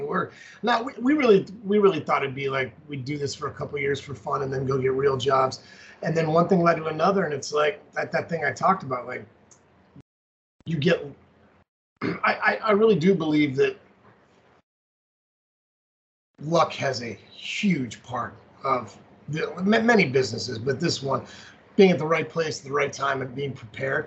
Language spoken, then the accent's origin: English; Colorado Springs, Colorado, United States; growing up in Colorado Springs, we've got Fountain Fort Carson, which is that huge Army base.